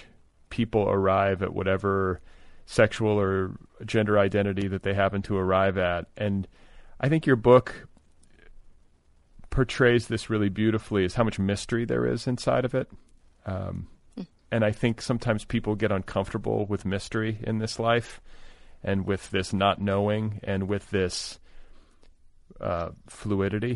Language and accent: English; Midwest, United States; now in Los Angeles, United States; I grew up in the Midwest